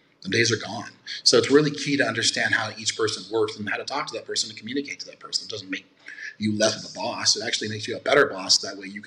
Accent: Nevada, United States; born and raised in Nevada.

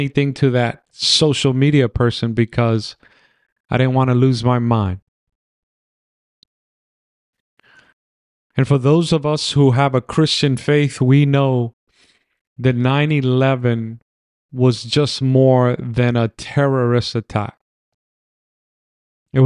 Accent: New York City, New York, United States; also born or lived in Manhattan; I was raised in the Bronx

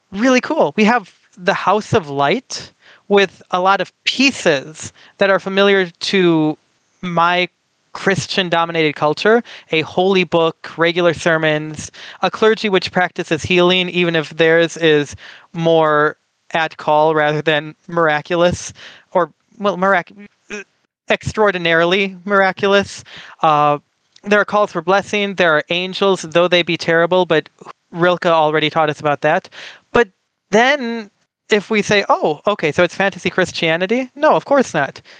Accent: United States; I am from the United States of America

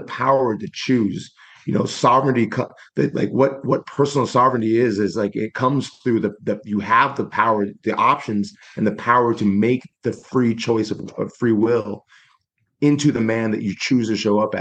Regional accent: Spokane, Washington, United States; I was born in Spokane, Washington, 1982

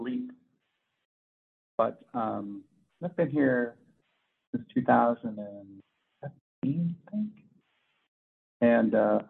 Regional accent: California, United States; moved away as an adult; So I'm a California kid.

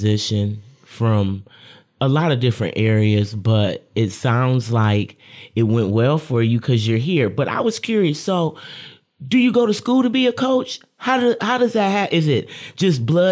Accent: Lansing, Michigan, United States; I'm a Lansing local, as they say

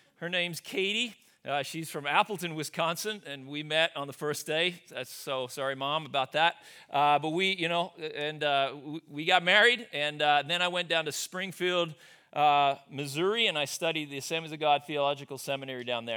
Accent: Australia; moved away as an adult; also born or lived in Sioux Center, Iowa, United States; now in United States; I grew up, born and raised in Australia. I left there, I came over to the U S

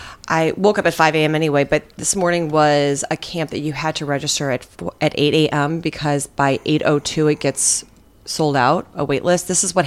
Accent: St. Louis, Missouri, United States; These are all St. Louis camps. I grew up in St. Louis.

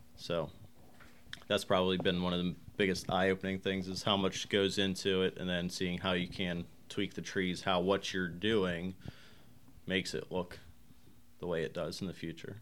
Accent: Somerset County, Pennsylvania, United States; moved away as an adult; also born or lived in Pittsburgh; now in Huntingdon, United States; I grew up in Somerset County

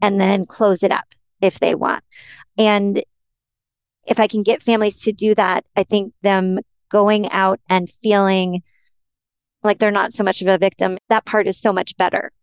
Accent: Minnesota, United States; I'm from Minnesota

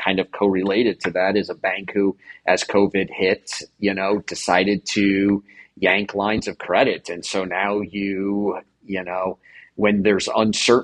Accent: New Jersey, United States; I grew up in New Jersey

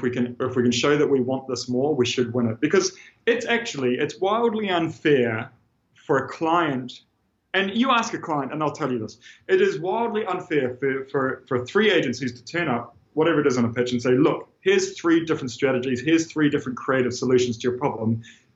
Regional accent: New Zealand; moved away as an adult; I'm this guy from New Zealand

